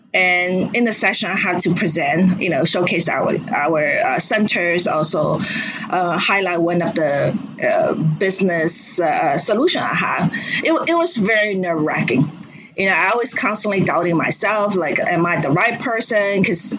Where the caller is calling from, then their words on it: Shanghai, China; Oh, I'm dialing from Shanghai, China right now.